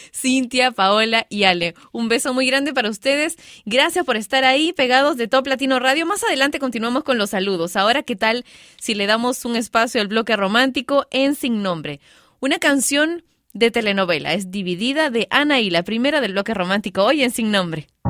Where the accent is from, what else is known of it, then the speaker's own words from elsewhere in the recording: Peru; mi país, Perú